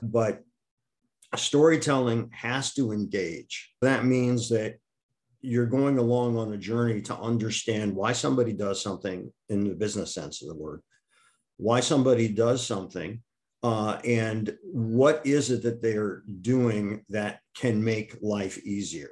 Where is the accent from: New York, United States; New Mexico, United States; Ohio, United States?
Ohio, United States; Akron; moved away; also born or lived in Wisconsin; I'm originally from Akron, Ohio rubber capital of the United States.